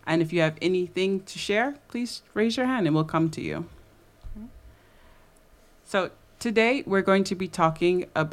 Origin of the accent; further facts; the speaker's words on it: United States; now in Paris, France; I'm from the U.S.